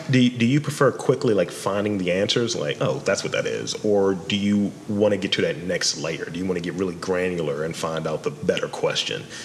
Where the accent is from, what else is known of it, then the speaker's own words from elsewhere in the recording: Baltimore, Maryland, United States; a native Baltimorean